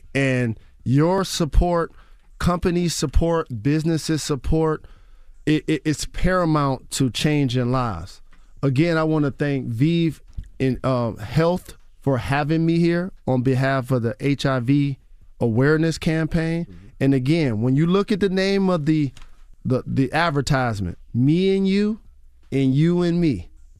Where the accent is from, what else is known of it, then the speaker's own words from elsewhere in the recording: Detroit, Michigan, United States; Like, I'm from Detroit. And shout to the BMF, Big Meech, the OG, and Southwest T.